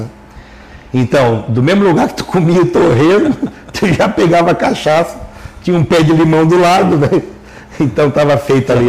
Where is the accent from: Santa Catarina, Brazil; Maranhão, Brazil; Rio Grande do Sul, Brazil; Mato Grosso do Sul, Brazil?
Santa Catarina, Brazil; Lauro Müller; eu sou natural de Lauro Miller.